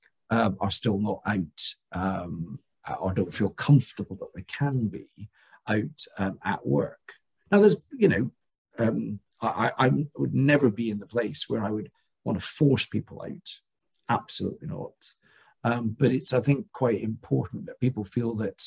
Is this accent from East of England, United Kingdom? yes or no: no; Scotland, United Kingdom; I was born in Scotland